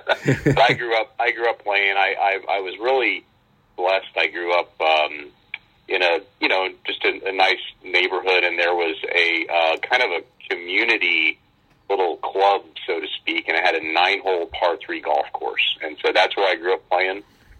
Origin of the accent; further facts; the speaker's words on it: Utah, United States; Yeah, I did, and it's you know, in Utah